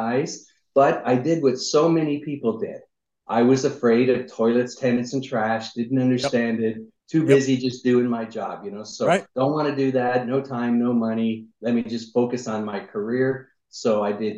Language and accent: English; Niagara Falls, Ontario, Canada; moved away as an adult; also born or lived in United States; I'm originally from Niagara Falls, Canada